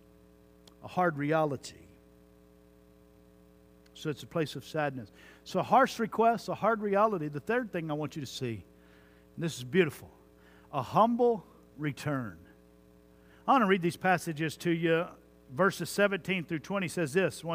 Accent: Jones Creek, Texas, United States; I grew up in Jones Creek, Texas

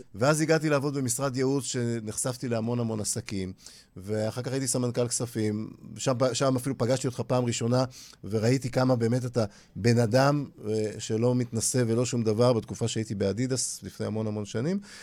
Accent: Holon, Tel Aviv District, Israel; אני גדלתי בחולון

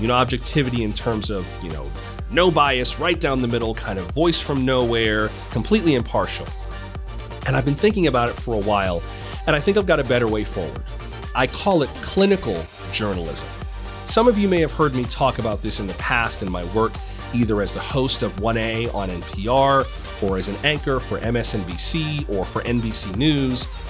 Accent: South Florida, United States; I am from South Florida

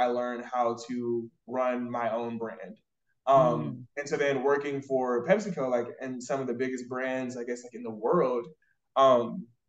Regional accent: Raleigh, North Carolina, United States; moved away as an adult; also born or lived in Georgia / Nigeria (ancestry); now in Dallas, United States; I was born in Georgia and raised in North Carolina, like Raleigh, North Carolina specifically.

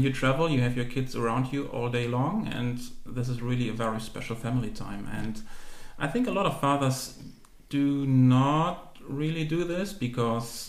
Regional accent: Germany; moved away as an adult; And then I finished high school. In Germany, you were required back then to do some community service

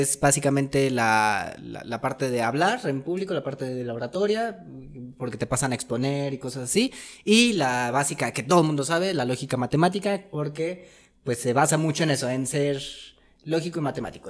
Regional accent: Mexico; Como buenos mexicanos

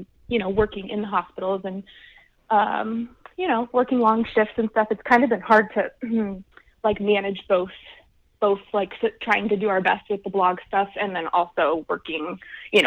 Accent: Arizona, United States; moved away as an adult; now in Boulder, United States; I'm from Arizona

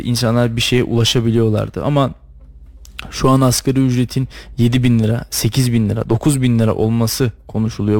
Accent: Istanbul, Turkey; moved away as an adult; now in Kayseri, Turkey; Benim çocukluğum İstanbul'da geçti. Çok uzun yıl 18-19 yıl kadar İstanbul'da yaşadım.

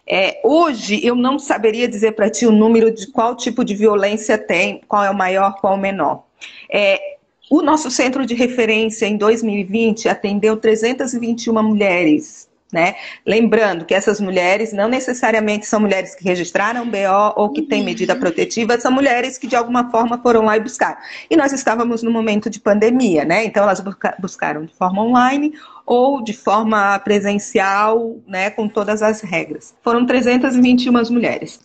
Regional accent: Florianópolis, Santa Catarina, Brazil; eu sou nascida aqui em Florianópolis

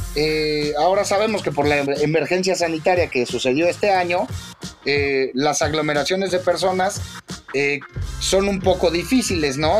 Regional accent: Mexico; como mexicanos

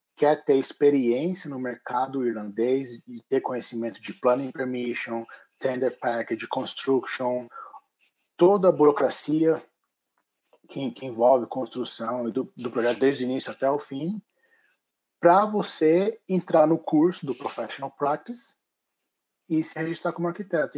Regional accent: Brazil; moved away as an adult; now in Ireland; nós como brasileiros formados em arquitetura no Brasil

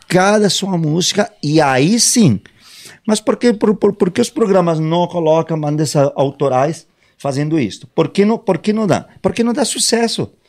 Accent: Mexico; moved away as an adult; also born or lived in England; eu sou mexicano, me né? mudei muito jovem para Inglaterra, com 18 anos

